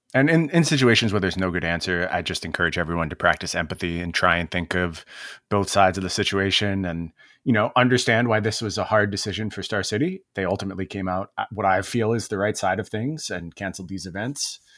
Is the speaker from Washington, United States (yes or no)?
yes; Seattle, Washington, United States; my hometown